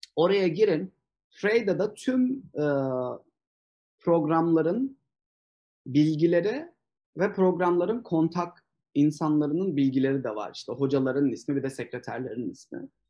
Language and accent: Turkish; Turkey; moved away as an adult; now in United States; bir Türkler olarak